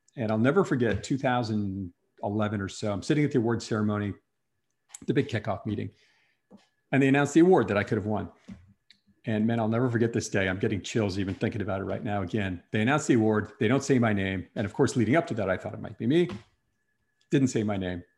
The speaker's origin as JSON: {"language": "English", "region": "Wisconsin", "country": "United States", "tie": "born or raised there", "also_born_or_lived": "New York City", "moved": "as an adult", "said": "I grew up in Wisconsin, moved to New York City"}